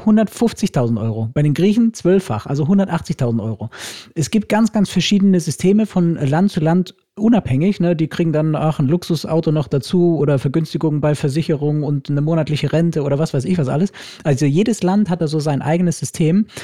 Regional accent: Germany; bei uns in Deutschland

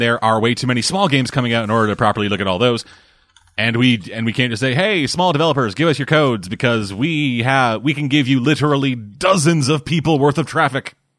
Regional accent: Canada; I'm Canadian

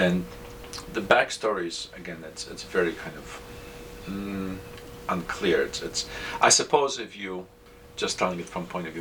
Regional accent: Poland; moved away; I grew up in Poland, right, and country that was occupied

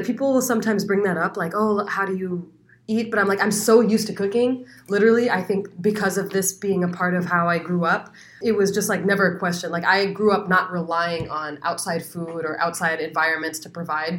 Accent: Phoenix, Arizona, United States; born there; I actually was. I was born

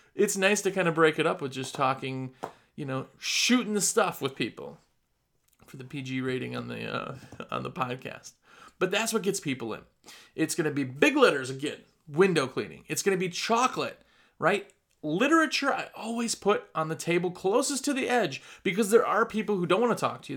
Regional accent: Midwest, United States; accent: Midwestern; now in North Carolina, United States; That's my Midwestern accent.

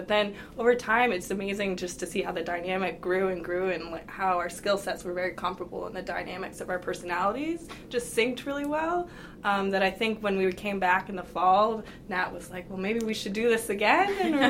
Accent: Albuquerque, New Mexico, United States; moved away as an adult; I'm originally from Albuquerque, New Mexico

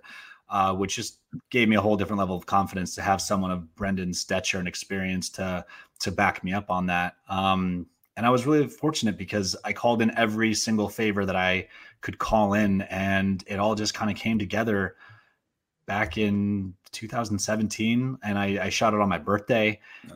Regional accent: Portland, Oregon, United States; also born or lived in Philippines; when I moved to Portland, Oregon, um, years later, when I was seven

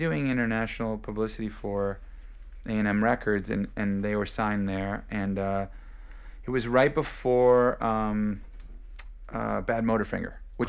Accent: Michigan, United States; I mean, I grew up in Michigan.

